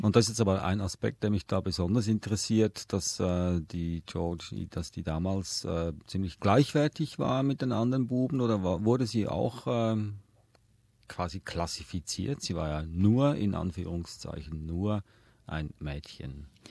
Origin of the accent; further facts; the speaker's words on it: Switzerland; ich bin in der Schweiz aufgewachsen